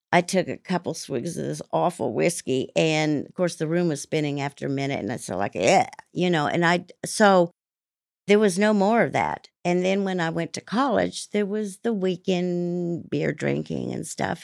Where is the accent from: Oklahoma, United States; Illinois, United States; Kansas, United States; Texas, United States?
Kansas, United States; Salina; also born or lived in Italy; I grew up in Salina, Kansas